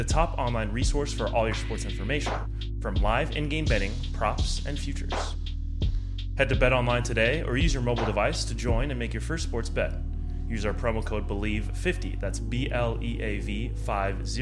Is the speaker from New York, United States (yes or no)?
no; San Fernando Valley, California, United States; I'm from the San Fernando Valley originally